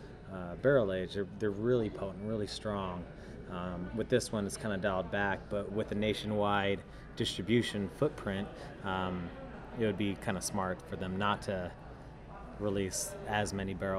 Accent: San Diego, California, United States; moved away as an adult; born and raised in San Diego, lived nowhere else beside

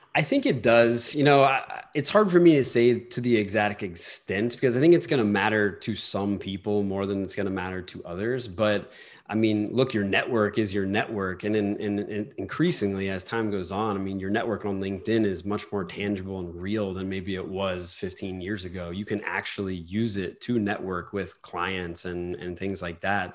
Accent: New Orleans, Louisiana, United States; I'm from New Orleans

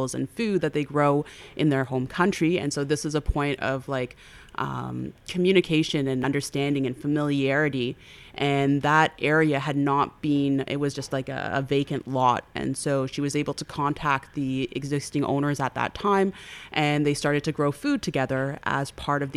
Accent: Toronto, Ontario, Canada; I now live in Parkdale. But I grew up in the Roncesvalles area

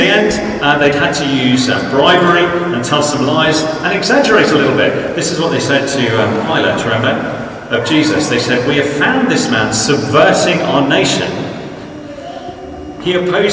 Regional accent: South Coast, South East England, United Kingdom; I grew up on the South Coast

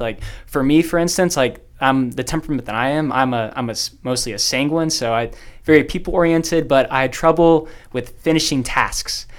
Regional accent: Dallas, Texas, United States; I am from the Diocese of Dallas.

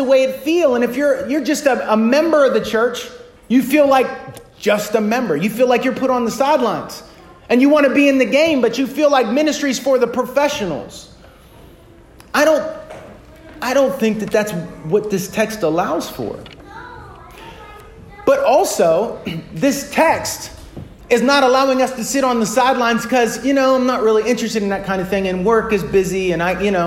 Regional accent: United States; American Western Christians

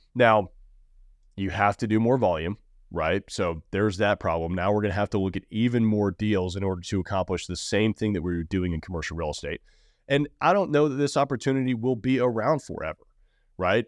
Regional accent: Nashville, Tennessee, United States; I'm from Nashville. I've been here my entire life

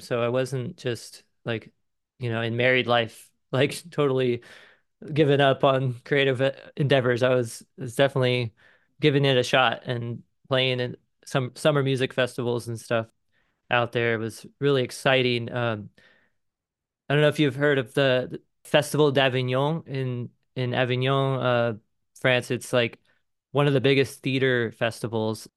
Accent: Mission Viejo, California, United States; now in Cincinnati, United States; I'm originally from Mission Viejo, California, and, um, grew up in, like, a suburban sprawl

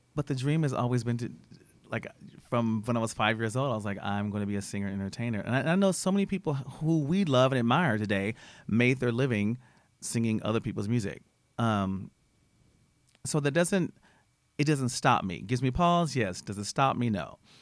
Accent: Austin, Texas, United States; I'm from Austin

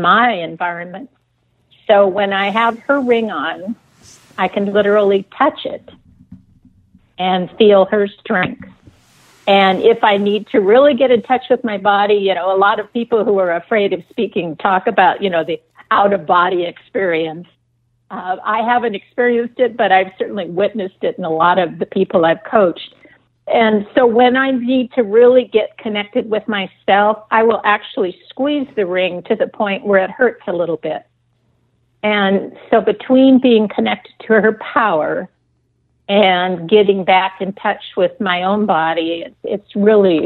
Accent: east side of Lake Washington, United States; I grew up in Microsoft land on the east side of Lake Washington

